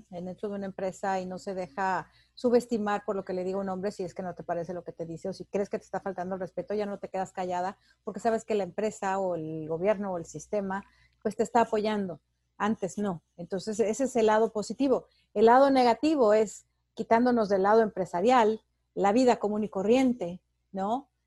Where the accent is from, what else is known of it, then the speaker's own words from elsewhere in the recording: Mexico; yo que soy mexicana, en México, que estabas acostumbrada a ver a los compañeros de trabajo